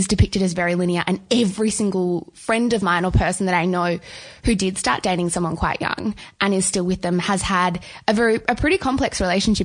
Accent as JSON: {"language": "English", "town": "Melbourne", "region": "Victoria", "country": "Australia", "said": "we're both from Melbourne"}